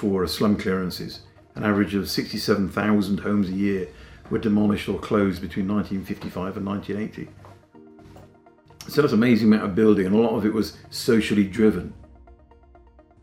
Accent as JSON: {"language": "English", "town": "Whitby", "region": "Yorkshire and the Humber", "country": "United Kingdom", "said": "I'm from Whitby in North Yorkshire"}